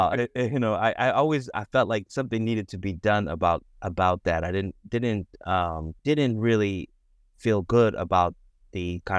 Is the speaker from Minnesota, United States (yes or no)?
no; Boston, Massachusetts, United States; I grew up in Boston. Biracial in Boston.